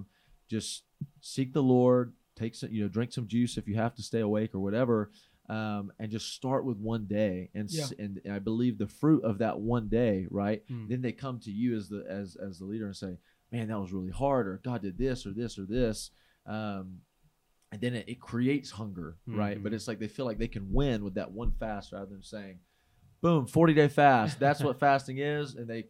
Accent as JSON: {"language": "English", "region": "North Carolina", "country": "United States", "tie": "born or raised there", "moved": "yes", "said": "in this little remote area in North Carolina"}